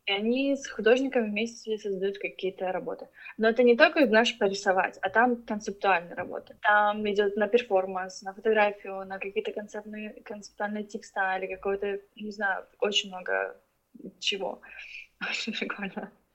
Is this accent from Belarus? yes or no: no; Ukraine; also born or lived in Russia; now in Beijing, China; я с Украины, но я родилась в России, выросла в Украине, и я живу сейчас в Пекине уже 11 лет